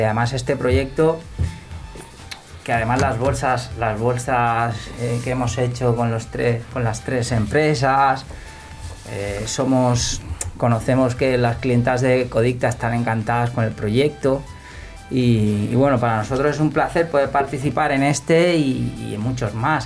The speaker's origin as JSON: {"language": "Spanish", "town": "Sant Boi de Llobregat", "region": "Catalonia", "country": "Spain", "said": "yo soy de Samboy de Barcelona"}